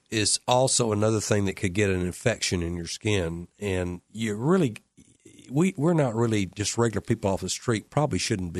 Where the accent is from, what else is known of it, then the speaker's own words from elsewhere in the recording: Alabama, United States; Well, you know, I'm from Alabama. I get down to the rock hard part really quick.